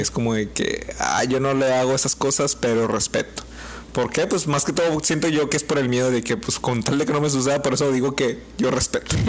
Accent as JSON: {"language": "Spanish", "country": "Mexico", "said": "como mexicanos"}